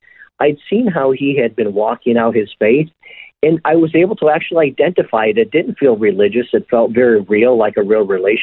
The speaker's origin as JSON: {"language": "English", "town": "Chicago", "region": "Illinois", "country": "United States", "tie": "born or raised there", "also_born_or_lived": "Madison, Wisconsin / Virginia Beach, Virginia", "moved": "as an adult", "lives_now": "Honolulu, United States", "said": "I was born in Madison, Wisconsin, but raised in the suburbs of Chicago, Illinois, until I moved to Virginia Beach in 1990"}